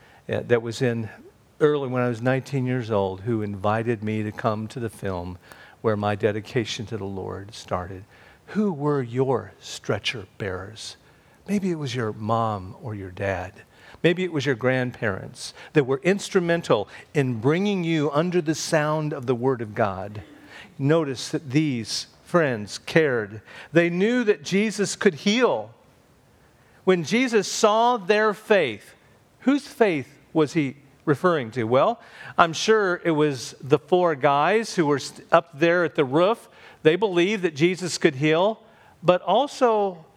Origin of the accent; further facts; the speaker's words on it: Clinton, Indiana, United States; when I was 12 years old, back in my hometown of Clinton, Indiana